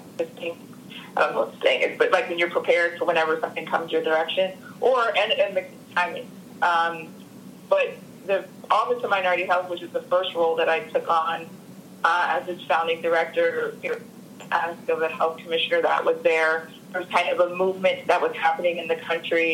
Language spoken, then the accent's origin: English; Harrisburg, Pennsylvania, United States; where I grew up in Pennsylvania and Harrisburg. And in the suburbs